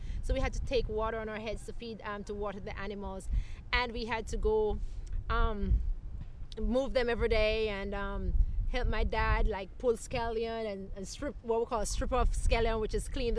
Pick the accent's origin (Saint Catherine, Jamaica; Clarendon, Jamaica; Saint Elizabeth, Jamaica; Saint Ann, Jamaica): Saint Elizabeth, Jamaica; moved away as an adult; now in Georgia, United States; I grew up in Jamaica and growing our own stuff. And living off the land, basically, growing our food and raising our animals